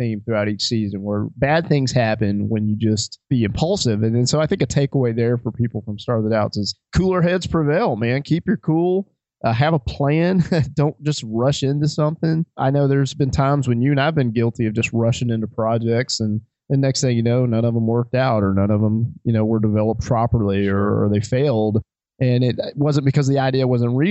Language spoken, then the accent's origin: English; Alabama, United States; we grew up in Alabama